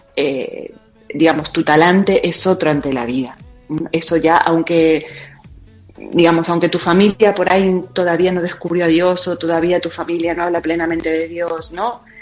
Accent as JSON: {"language": "Spanish", "region": "Buenos Aires Province", "country": "Argentina", "tie": "born or raised there", "moved": "as an adult", "lives_now": "Spain", "said": "Yo soy argentina, de la provincia de Buenos Aires. Eh, allí nací, ahí, ahí, vive mi familia actualmente"}